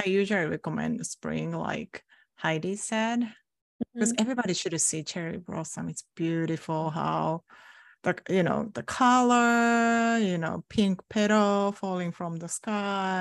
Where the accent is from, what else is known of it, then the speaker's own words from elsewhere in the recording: Kyoto, Japan; English is a second language; now in United States; I was actually born in Kyoto too